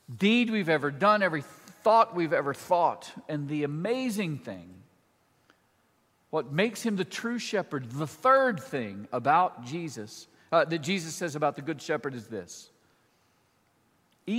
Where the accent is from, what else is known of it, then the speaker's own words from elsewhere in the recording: Mississippi, United States; moved away as an adult; also born or lived in Boston; now in Nashville, United States; I am from Mississippi, but I was a townie. So I didn't grow up in the country